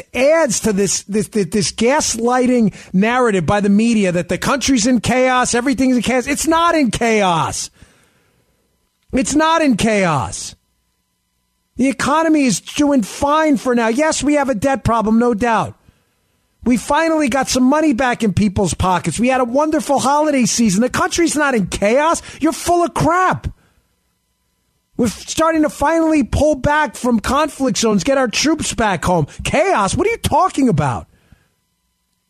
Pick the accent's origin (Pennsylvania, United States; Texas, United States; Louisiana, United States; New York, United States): New York, United States; I grew up in New York. I was a cop in New York.